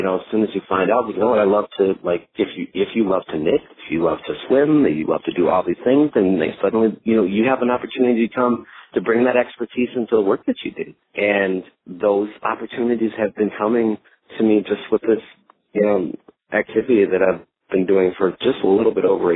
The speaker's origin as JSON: {"language": "English", "town": "Minneapolis", "region": "Minnesota", "country": "United States", "tie": "born or raised there", "also_born_or_lived": "Arkansas", "moved": "as an adult", "lives_now": "Dallas, United States", "said": "I grew up in the Twin Cities, Minneapolis area."}